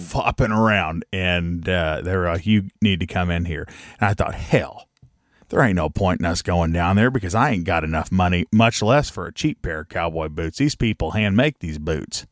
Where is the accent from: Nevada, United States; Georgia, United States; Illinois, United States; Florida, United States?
Nevada, United States; Pahrump; we grew up in Pahrump, Nevada